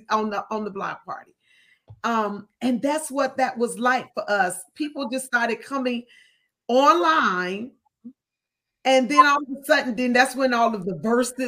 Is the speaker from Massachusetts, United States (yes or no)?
no; Chicago, Illinois, United States; when I was growing up, I'm from Chicago. So I remember block parties when I was growing up